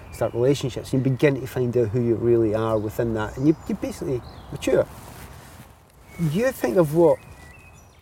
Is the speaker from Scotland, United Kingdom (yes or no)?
yes; Glasgow, Scotland, United Kingdom; as a kid growing up in the Easter House